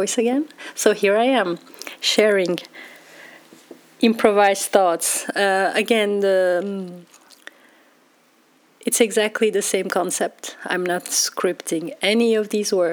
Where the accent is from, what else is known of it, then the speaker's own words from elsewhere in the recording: Belgium; moved away as an adult; now in Amsterdam, Netherlands; I grew up in Belgium, and now being in Amsterdam